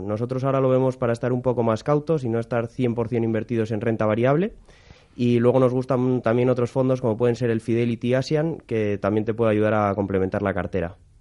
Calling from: Madrid, Community of Madrid, Spain; llamo desde Madrid.

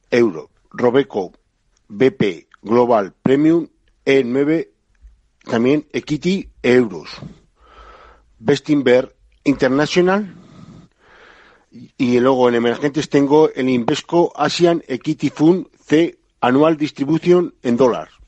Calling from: Zaragoza, Aragon, Spain; Buenos días … de Zaragoza.

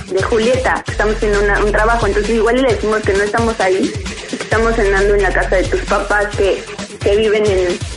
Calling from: Mexico City, Mexico; De aquí del DF, de Vista.

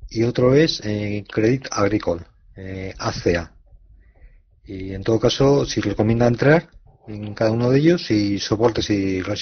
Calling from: Madrid, Community of Madrid, Spain; de Madrid y quería preguntar por dos valores al analista.

